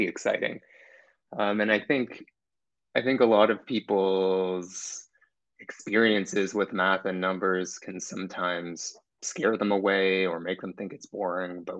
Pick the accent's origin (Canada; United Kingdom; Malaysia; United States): Canada; Toronto, Ontario; I'm from Toronto, live in Toronto, Canada, and really enjoy it